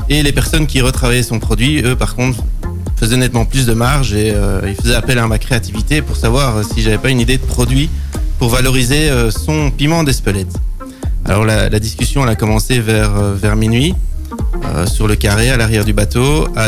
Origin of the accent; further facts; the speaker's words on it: Brussels, Brussels-Capital Region, Belgium; moved away as an adult; now in Nivelles, Belgium; moi, je suis un, un, catch de Bruxelles